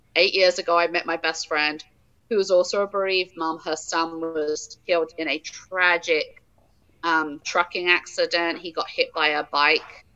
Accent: England, United Kingdom; now in Wisconsin, United States; I am originally from England.

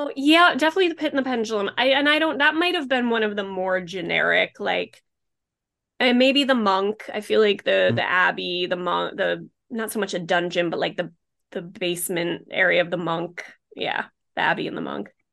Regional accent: Rhode Island, United States; my own hometown because I do live in a very very much a beach community

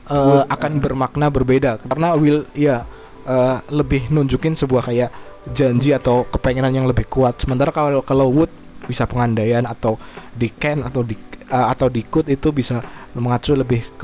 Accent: Java, Indonesia; kita juga dari Jawa gitu loh uh, kita nyambung sama apa yang uh, mau dibahas hari ini

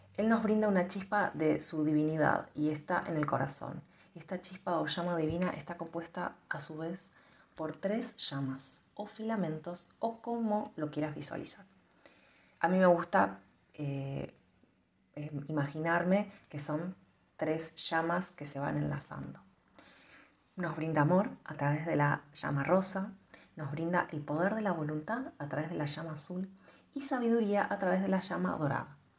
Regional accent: Argentina; yo soy de Argentina

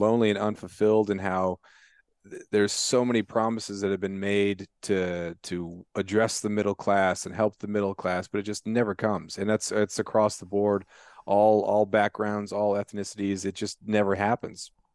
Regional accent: Prince of Wales Island, Alaska, United States; growing up on Principal Wales Island

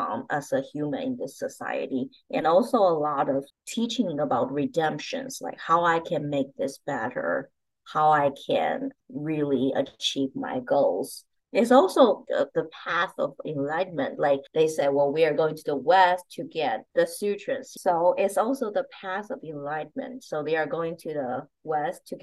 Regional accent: China; moved away; growing up in China

